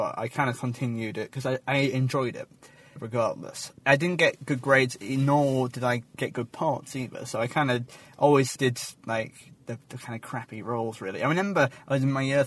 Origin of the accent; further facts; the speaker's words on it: Yorkshire and the Humber, United Kingdom; moved away as an adult; now in Kent, United Kingdom; I come from Yorkshire